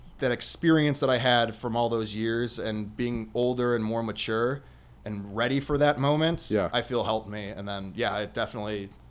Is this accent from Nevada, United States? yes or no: yes; Las Vegas, Nevada, United States; I'm from Vegas, I'll tie that in and we'll go from there.